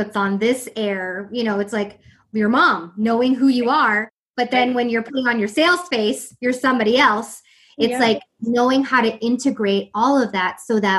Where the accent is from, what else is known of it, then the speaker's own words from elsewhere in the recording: East Coast, United States; I'm from the East Coast